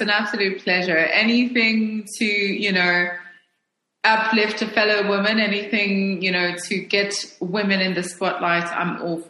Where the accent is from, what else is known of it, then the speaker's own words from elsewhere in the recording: Lusaka, Lusaka Province, Zambia; moved away as an adult; now in Johannesburg, South Africa; I was born in Zambia. I spent my formative years in Zambia. My mother was from Zimbabwe. My father was from South Africa.